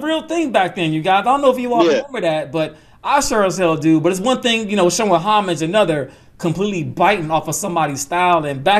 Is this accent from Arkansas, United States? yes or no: no; Atlanta, Georgia, United States; I'm a Braves fan by heart. I'm from Atlanta